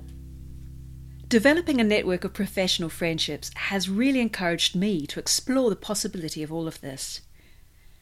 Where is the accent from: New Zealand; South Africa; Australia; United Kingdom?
New Zealand; first language English; moved away as an adult; also born or lived in Spain; I began learning Māori, the indigenous language of my home country, New Zealand